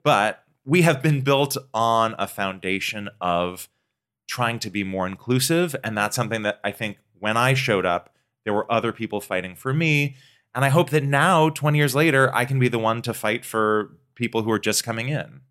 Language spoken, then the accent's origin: English; Pacific Northwest, United States; I grew up in the Pacific Northwest